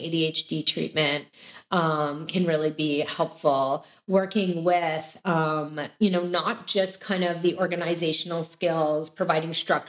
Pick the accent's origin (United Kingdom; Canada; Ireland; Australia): Canada; now in United States; I'm also originally from Canada